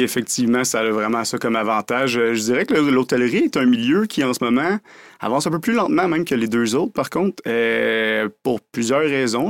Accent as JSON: {"language": "French", "town": "Drummondville", "region": "Quebec", "country": "Canada", "tie": "born or raised there", "also_born_or_lived": "Montreal / Sherbrooke", "said": "je suis né à Montréal, mais on va dire un gars de Drummondville, en fait. J'ai vécu ma vie à Drummondville"}